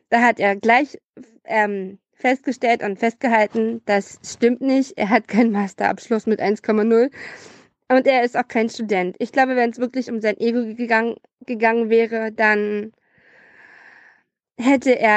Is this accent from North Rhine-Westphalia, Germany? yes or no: no; Brandenburg, Germany; ich komme auch aus Brandenburg